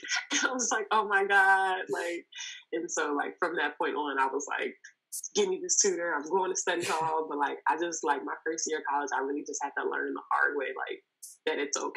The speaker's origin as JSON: {"language": "English", "town": "Inglewood", "region": "California", "country": "United States", "tie": "born or raised there", "said": "I grew up in Los Angeles, California. I'm from Inglewood, to be exact."}